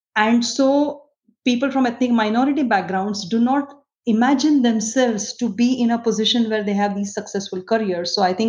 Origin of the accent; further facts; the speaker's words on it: India; moved away as an adult; I come from India. I used to do physiology research in India